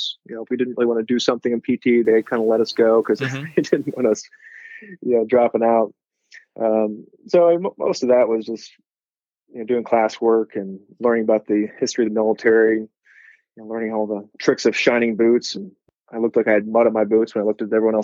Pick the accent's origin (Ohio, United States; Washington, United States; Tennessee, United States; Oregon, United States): Ohio, United States; Columbus; moved away as an adult; also born or lived in Pacific Northwest; growing up in Columbus, going to undergrad in Ohio, going to med school in Ohio